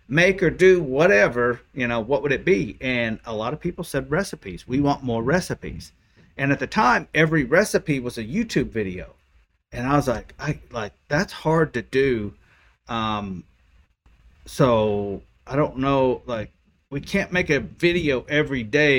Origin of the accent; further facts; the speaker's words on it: Oklahoma, United States; I'm from Oklahoma